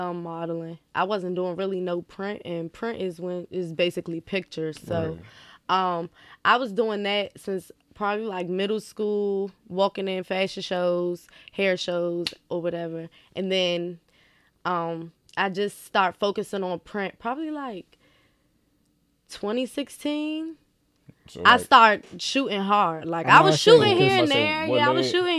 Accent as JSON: {"language": "English", "area": "Washington, D.C.", "region": "Maryland", "country": "United States", "tie": "born or raised there", "said": "I grew up in Maryland. Right. And so, after being in trouble and doing all this and doing all that, I ended up in the city with my mother. I went to Wilson."}